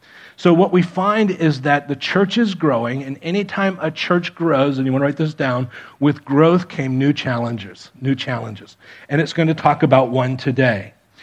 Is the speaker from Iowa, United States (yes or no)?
no; Miami, Florida, United States; moved away as an adult; also born or lived in Defiance, Ohio; I grew up in Miami